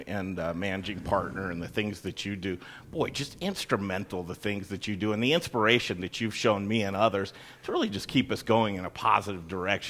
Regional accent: Cherry Creek, Colorado, United States; I'm a native. I grew up in Cherry Creek, Colorado. I still live there right now.

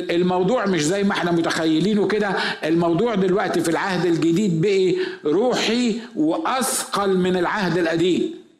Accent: Egypt; احنا عندنا في مصر

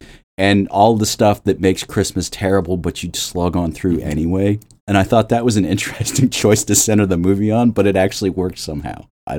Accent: Midwest, United States; But growing up, as a kid growing up in the Midwest, the casserole thing is not an exaggeration by any means in this movie.

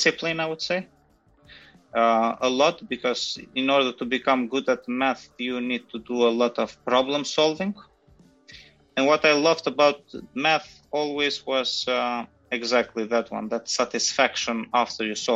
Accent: North Macedonia; moved away as an adult; also born or lived in Germany / Switzerland; I'm basically originally from North Macedonia.

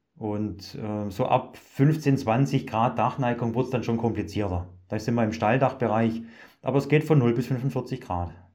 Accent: Germany; bei uns in Deutschland

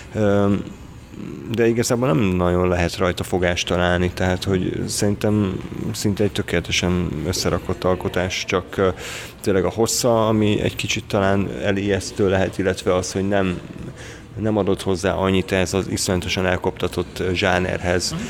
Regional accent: Hungary; magyarok vagyunk

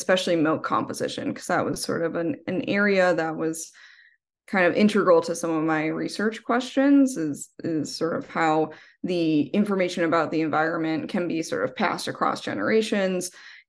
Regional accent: East Coast, United States; now in Washington, United States; I'm also like from the East Coast and I didn't know what to expect. And I just thought, Washington is all, rainy and, Pacific Northwesty

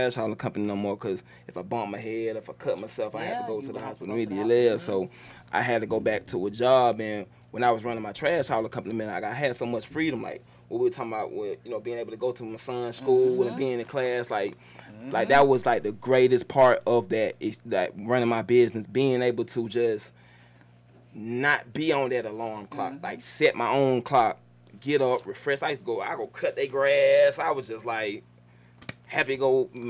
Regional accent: Jamaica; Hey, I'm Jamaican and Guyanese, so you start talking.

